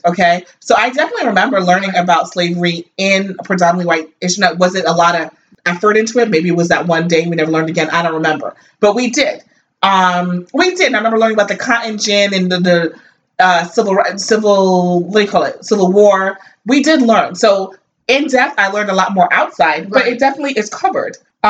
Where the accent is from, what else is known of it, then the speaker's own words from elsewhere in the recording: New Jersey, United States; I grew up in Jersey.